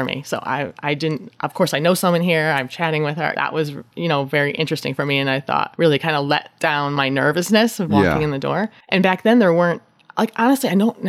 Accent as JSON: {"language": "English", "town": "Waterbury", "region": "Connecticut", "country": "United States", "tie": "born or raised there", "said": "I grew up in Waterbury"}